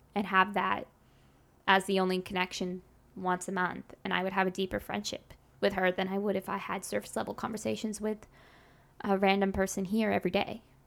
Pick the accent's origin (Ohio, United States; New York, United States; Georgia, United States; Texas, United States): Texas, United States; Grapevine; I grew up in Dallas, Fort Worth, specifically in the town Grapevine